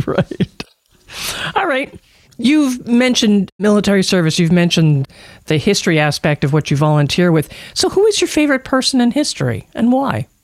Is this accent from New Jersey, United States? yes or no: yes; New Jersey, United States; I'm from New Jersey